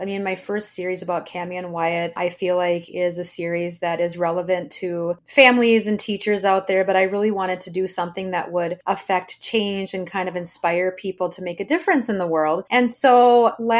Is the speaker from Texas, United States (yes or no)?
no; Blaine, Minnesota, United States; I was born and raised in Blaine, Minnesota, and I now live about a half hour north of Minneapolis